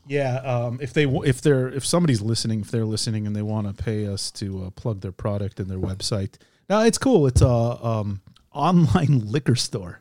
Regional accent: United States; now in Israel; We're two Jewish guys. We grew up in America. We live in Israel.

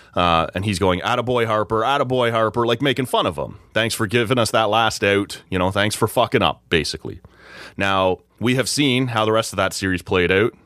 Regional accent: Oshawa, Ontario, Canada; moved away; that's my hometown. That's where I grew up

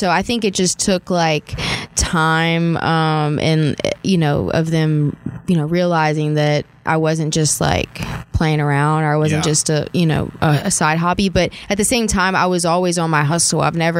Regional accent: New Orleans, Louisiana, United States; Well, I'm from New

